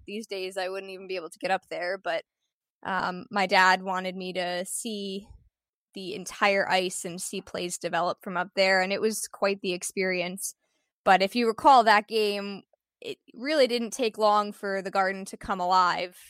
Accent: Connecticut, United States; I was born in Connecticut

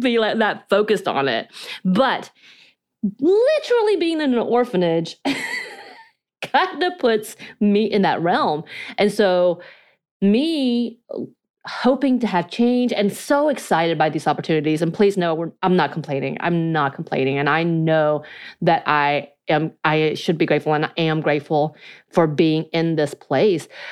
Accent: North Georgia, United States; accent: North Georgia mountain accent, Korean accent; first language Korean; English is a second language; I spoke Korean till I was eight years old, miscommunicated with my family 'cause they could not speak Korean. I then had an a North Georgia mountain accent on top of my Korean accent

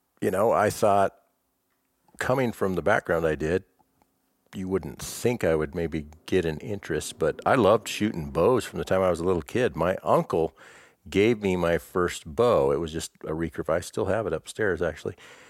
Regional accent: Ontario, Oregon, United States; born there; also born or lived in Alaska; I was born in Ontario, Oregon, but my dad was a pastor all the time, so I was a preacher's kid. So we moved quite a bit. So basically, even though I was born in Oregon, the first 4 years of my life, we lived in Alaska.

